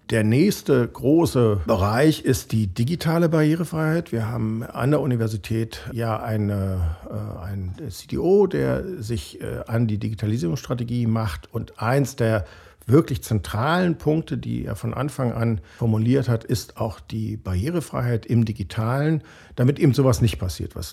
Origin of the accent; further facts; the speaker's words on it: Berlin, Germany; bin ja äh, geborener Berliner und deshalb äh, als bekennender Preuße auch mal fürs Formale zuständig.